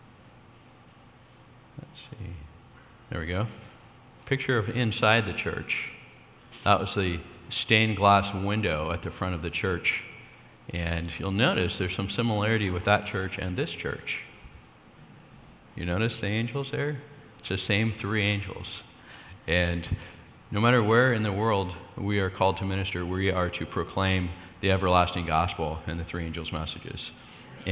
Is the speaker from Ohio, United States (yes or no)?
no; State of Jefferson, California, United States; That's where I'm from.